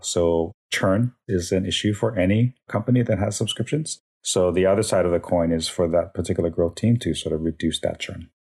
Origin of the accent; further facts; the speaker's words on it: Hawaii, United States; moved away as an adult; also born or lived in Las Vegas, Nevada / Minnesota; born and raised in Hawaii